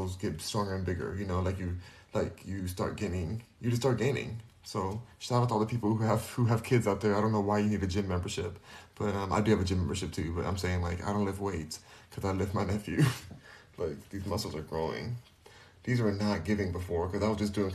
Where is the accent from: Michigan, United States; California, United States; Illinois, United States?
California, United States; first language English; I'm from California. I'm born and raised there.